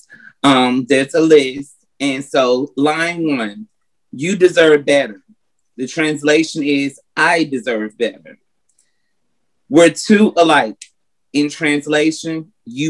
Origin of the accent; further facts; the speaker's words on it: North Carolina, United States; now in Atlanta, United States; I'm originally from North Carolina, but I reside in Atlanta, Georgia